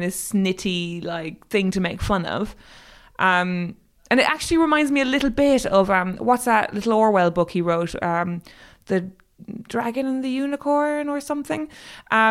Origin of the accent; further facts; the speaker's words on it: Ireland; moved away as an adult; now in United Kingdom; I'm Irish